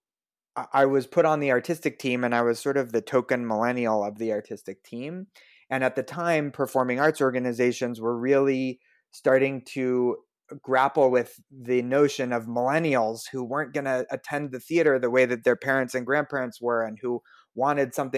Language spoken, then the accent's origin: English; Denver, Colorado, United States; I grew up in Denver.